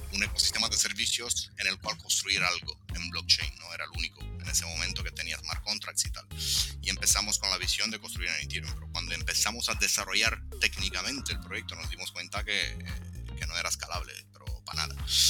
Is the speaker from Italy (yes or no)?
yes; Italy; Spanish is a second language; also born or lived in Latin America; now in Romania; soy italo-rumano, o sea, nacido y crecido en Italia, pero soy de orígenes rumanas, mis padres son rumanos